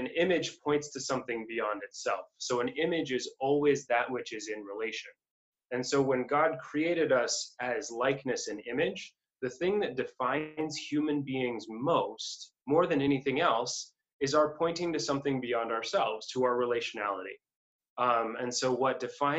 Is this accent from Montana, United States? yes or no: yes; Hobson, Montana, United States; also born or lived in Notre Dame, Indiana / Cambridge, England; now in Berkeley, United States; I grew up in Hobson, Montana, which is a town